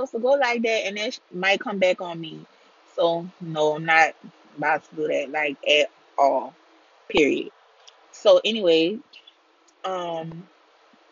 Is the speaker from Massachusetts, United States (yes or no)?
no; deep south Louisiana, United States; I am from Louisiana, deep south Louisiana.